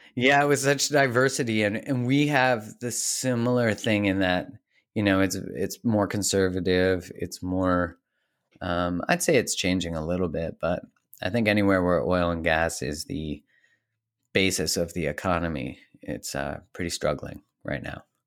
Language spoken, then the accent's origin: English; Calgary, Alberta, Canada; I grew up in Calgary, Canada